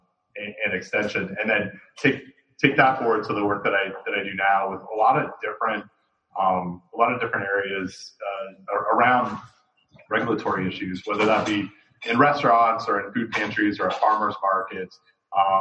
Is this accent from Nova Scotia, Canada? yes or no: no; Toronto, Ontario, Canada; moved away as an adult; also born or lived in Windsor, Ontario; now in Raleigh, United States; I'm from Toronto originally.